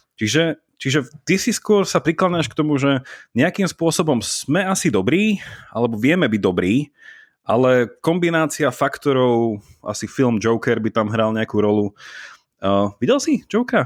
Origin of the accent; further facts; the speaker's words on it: Slovakia; moved away as an adult; also born or lived in Italy; ja som odišiel zo Slovenska študovať na výšku do Talianska